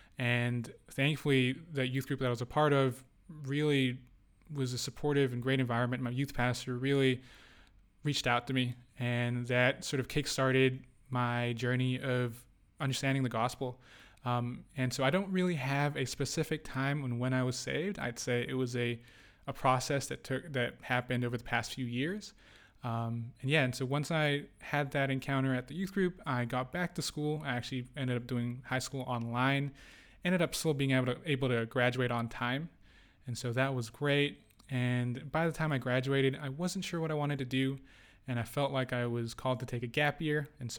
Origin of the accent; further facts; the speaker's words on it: Indonesia; also born or lived in United Arab Emirates / Qatar; I was born in Indonesia. Out in Southeast Asia, if you don't know where that is. I grew up in the Middle East. I spent quite a lot of time in the UAE and then in Qatar before I moved back to Indonesia at 12